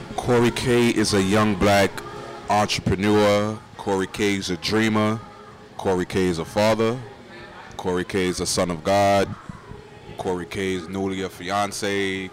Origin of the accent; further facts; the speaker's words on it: New York City, New York, United States; that little boy growing up in Crown Heights